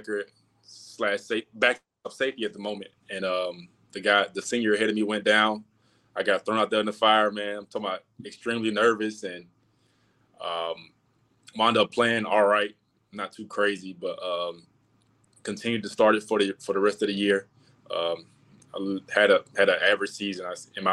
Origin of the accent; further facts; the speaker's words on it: Atlanta, Georgia, United States; born and raised in Atlanta